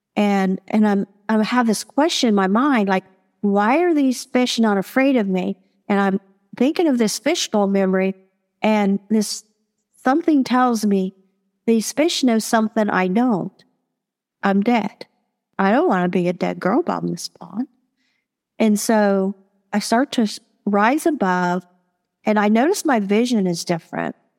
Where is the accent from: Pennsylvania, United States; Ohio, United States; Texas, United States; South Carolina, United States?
Ohio, United States; Marietta; I was born and raised in Marietta, Ohio.